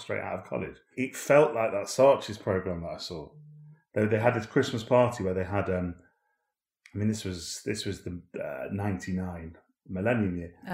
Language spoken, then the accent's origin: English; Manchester, North West England, United Kingdom; I was brought up in Manchester